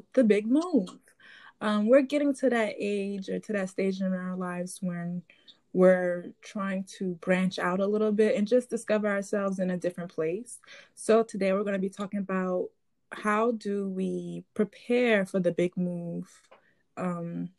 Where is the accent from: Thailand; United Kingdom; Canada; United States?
United States; New Orleans, Louisiana; we're from New Orleans